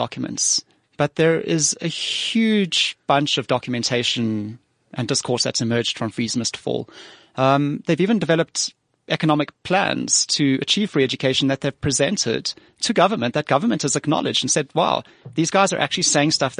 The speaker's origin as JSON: {"language": "English", "town": "Johannesburg", "region": "Gauteng", "country": "South Africa", "tie": "born or raised there", "also_born_or_lived": "Cape Town", "said": "I grew up in Joburg"}